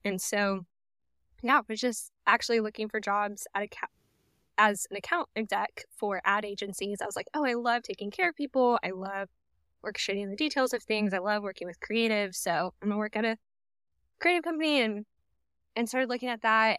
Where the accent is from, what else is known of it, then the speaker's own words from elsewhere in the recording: Dallas, Texas, United States; moved away as an adult; also born or lived in Norman, Oklahoma / Tulsa, Oklahoma; now in Oklahoma, United States; I was raised in the Dallas area, in a suburb on the north side of Dallas.